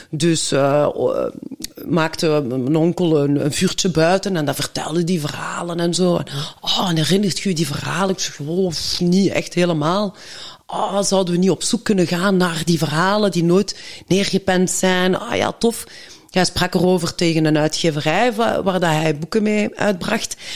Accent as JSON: {"language": "Dutch", "country": "Belgium", "tie": "born or raised there", "said": "ik ben in België geboren. En papa is naar hier gekomen toen hij 18 was, eh, om in de mijnen te werken. En dan heeft hij mijn mama ontmoet een Genk."}